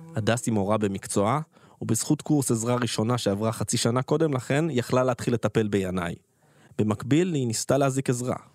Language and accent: Hebrew; Nahal Oz, Southern District, Israel; בקיבוץ נחל עוז, בו נולדתי וגדלתי